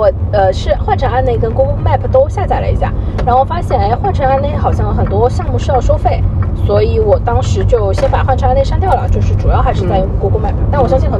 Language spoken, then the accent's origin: Chinese; Shanghai, China; 日本很多菜，我觉得我们上海人口味还可以啊，